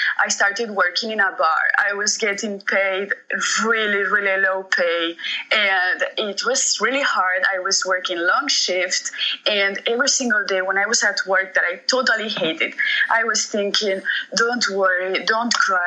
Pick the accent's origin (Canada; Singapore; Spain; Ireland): Spain; moved away as an adult; now in Montreux, Switzerland; I grew up in Spain. I have lived there for 20 years